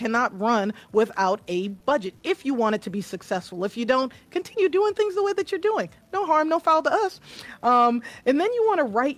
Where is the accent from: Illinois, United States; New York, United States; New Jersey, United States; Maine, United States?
New York, United States; moved away; also born or lived in the South; I'm from New York, so we say ax, right?